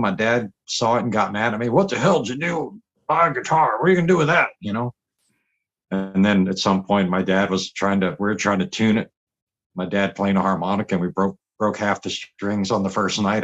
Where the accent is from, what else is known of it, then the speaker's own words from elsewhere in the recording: Richmond, Virginia, United States; moved away as an adult; also born or lived in Los Angeles, United States; now in Berlin, Germany; I grew up was born in Richmond, Virginia, you know, down in the South.